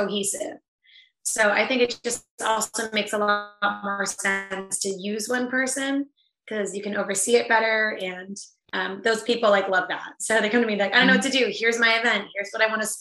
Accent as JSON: {"language": "English", "region": "New England", "country": "United States", "tie": "born or raised there", "also_born_or_lived": "Tampa, Florida", "said": "I was born in Tampa, Florida, but I didn't grow up there. I grew up in New England"}